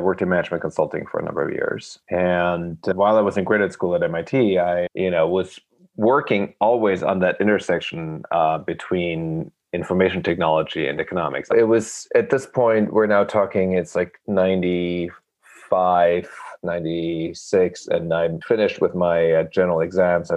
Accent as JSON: {"language": "English", "country": "Germany", "tie": "born or raised there", "also_born_or_lived": "Rochester, Minnesota", "moved": "yes", "lives_now": "New York, United States", "said": "I was born in Germany and I grew up there and I'm now a dual citizen and I've lived actually longer in the US than I've lived in Germany."}